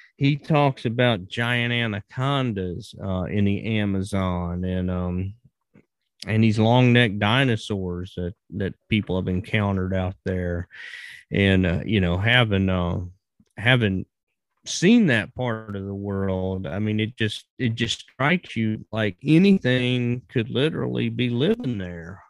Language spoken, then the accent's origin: English; Virginia, United States; moved away as an adult; I was born and raised in Virginia and lived there right up until I started traveling